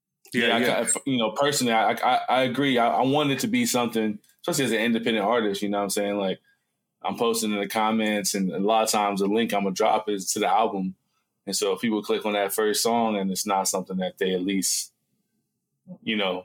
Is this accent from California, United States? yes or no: no; Columbus, Ohio, United States; I'm from Columbus, Ohio